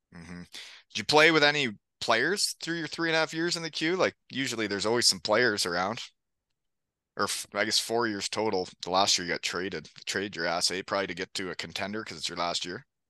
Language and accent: English; Elmira, Ontario, Canada; my hometown in Elmira